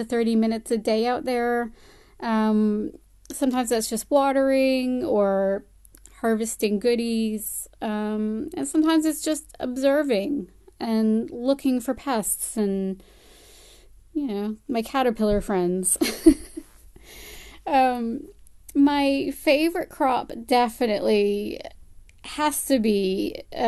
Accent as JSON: {"language": "English", "region": "Connecticut", "country": "United States", "tie": "born or raised there", "accent": "American", "moved": "as an adult", "lives_now": "Palmerston North, New Zealand", "said": "I spent the first 29 years of my life in the state of Connecticut in the United States, hence the American accent."}